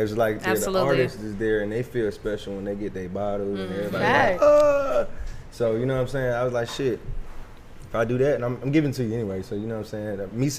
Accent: Stone Mountain, Georgia, United States; I'm from Stone Mountain, Reed Aaron Road.

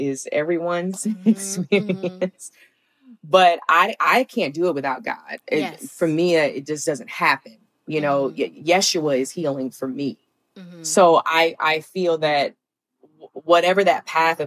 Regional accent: Alabama, United States; moved away; growing up in the South

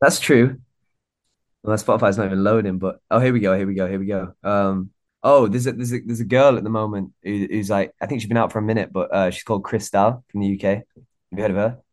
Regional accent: Warrington, North West England, United Kingdom; I'm from Warrington in England, which is like a small town. Uh, it's slap bang in the middle between Manchester and Liverpool.

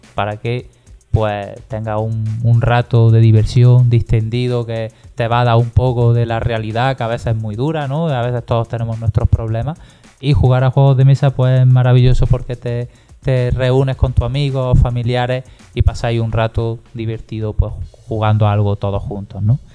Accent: Granada, Andalusia, Spain; yo soy de Granada y aquí pues tenemos ese monumento tan maravilloso que es la Alhambra

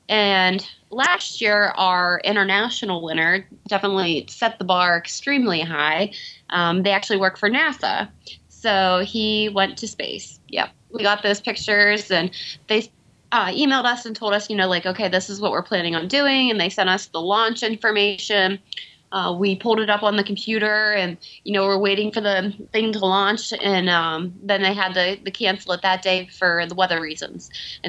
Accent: Punxsutawney, Pennsylvania, United States; also born or lived in Florida; Well, I grew up in Punxsutawney, and I went to college actually for political science in a nearby college about 45 minutes away from here.

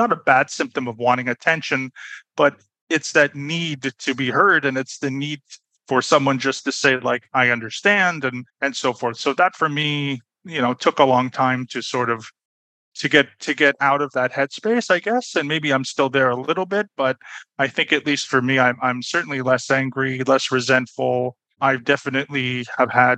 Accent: Toronto, Ontario, Canada; moved away as an adult; also born or lived in Berlin, Germany; now in Budapest, Hungary; I was born and raised in Toronto, Canada, but I'm currently living in Budapest, Hungary.

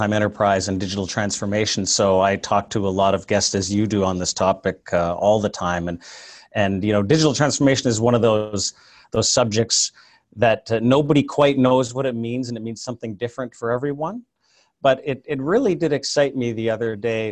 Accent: Canada; moved away as an adult; now in Silicon Valley, United States; I'm actually a Canadian originally, but I moved down here in the late 90s

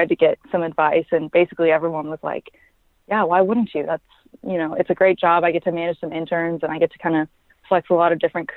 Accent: Dallas, Texas, United States; also born or lived in Frisco, Texas; now in Stillwater, United States; I grew up in Dallas

